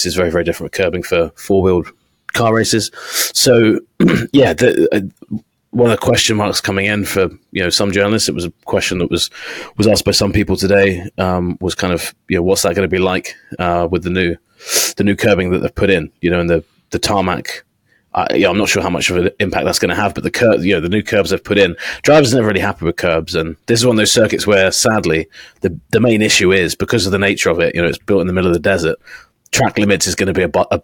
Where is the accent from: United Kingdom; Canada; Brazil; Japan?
United Kingdom; England; I'm English